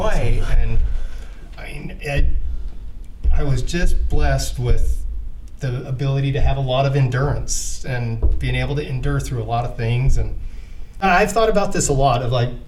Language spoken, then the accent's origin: English; Vernal, Utah, United States; now in Salt Lake City, United States; I grew up out in Vernal